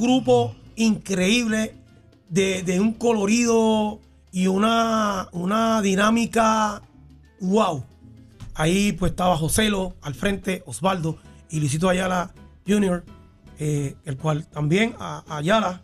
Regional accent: Bayamón, Puerto Rico; also born or lived in Santurce, Puerto Rico; yo crecí viendo esa orquesta en Santa Juanita

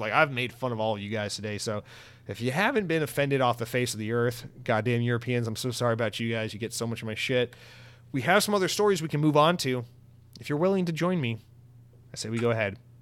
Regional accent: United States; I'm fucking American

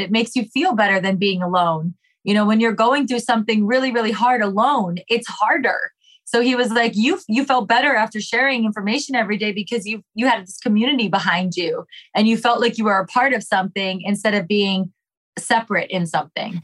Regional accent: Ohio, United States; also born or lived in New York; now in Los Angeles, United States; I'm currently 39 years old living in Los Angeles, but I was born and raised in Ohio, lived in New York for 19 years

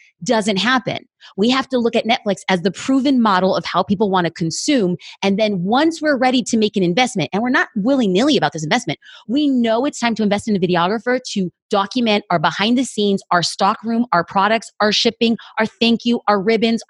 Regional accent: Los Angeles, California, United States; I'm an LA girl.

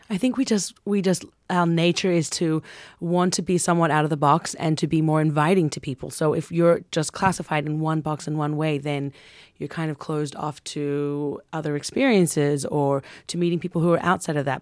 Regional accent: Sydney, New South Wales, Australia; We grew up in Coogee Beach in Australia

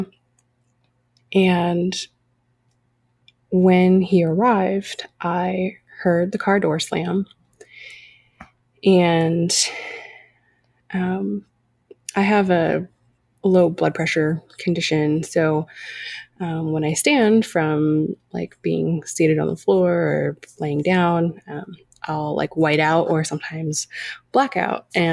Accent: California, United States; I grew up in California, granddaughter of immigrants

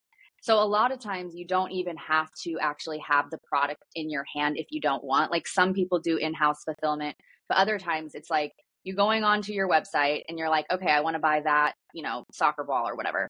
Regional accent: Midwest, United States; I grew up in the Midwest

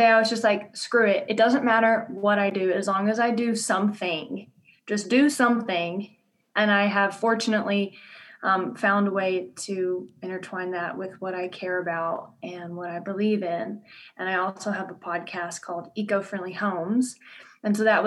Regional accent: Louisiana, United States; accent: southern drawl; moved away as an adult; now in Denver, United States; I'm originally from Louisiana. So if you hear a southern drawl, that is, you are hearing it.

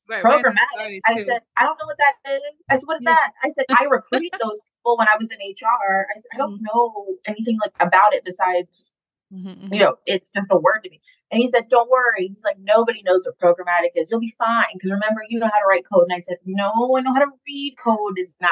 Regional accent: Atlanta, Georgia, United States; also born or lived in Boston; I came back from Boston to Atlanta, which is where I was raised.

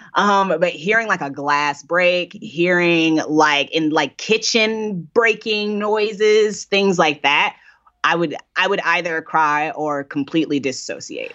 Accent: Indiana, United States; now in Brooklyn, United States; I'm from Indiana, uh, and I didn't move.

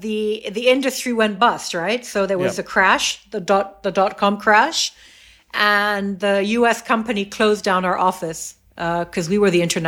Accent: Egypt; also born or lived in United States / Saudi Arabia / England; I'm fully Egyptian, but I've only been living in Egypt for the last 19 years. I was born in the States, and I then lived in Saudi Arabia.

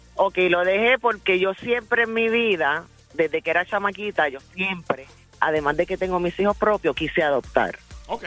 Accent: New York, United States; now in San Juan, Puerto Rico; yo soy nacida en Nueva York. Con mitad de familia dominicana y, mitad de familia

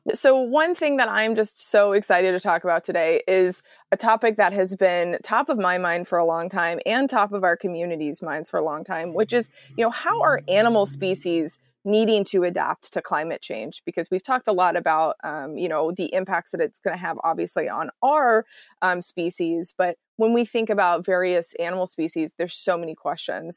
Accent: Texas, United States; now in Seattle, United States; I, I live in Seattle, but I'm from Texas originally

